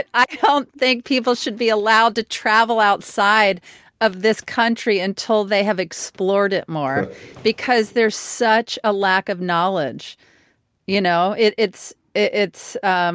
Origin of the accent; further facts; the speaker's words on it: Mississippi, United States; I'm from Mississippi.